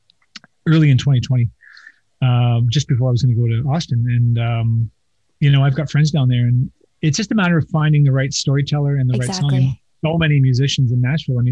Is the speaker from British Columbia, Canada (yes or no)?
no; Toronto, Ontario, Canada; I grew up in Toronto